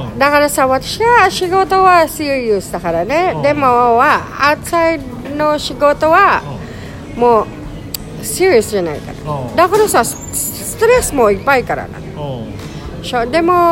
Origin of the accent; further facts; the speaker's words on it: Philippines; 私私もフィリピ